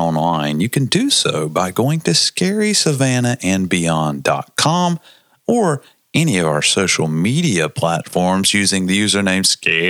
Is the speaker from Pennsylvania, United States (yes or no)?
yes; Transylvania, Pennsylvania, United States; Because I'm from Transylvania, Pennsylvania.